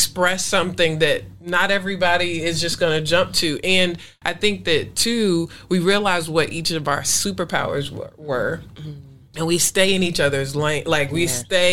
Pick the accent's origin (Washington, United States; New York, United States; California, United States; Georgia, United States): Georgia, United States; Atlanta; I'm from Atlanta